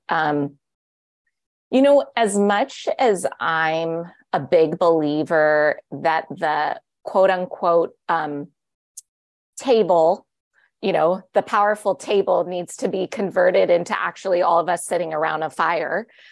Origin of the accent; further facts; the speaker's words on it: Los Angeles, California, United States; my hometown of Los Angeles